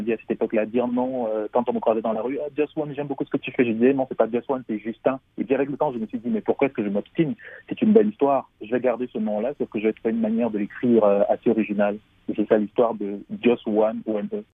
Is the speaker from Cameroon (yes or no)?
yes; Cameroon; je viens du Cameroun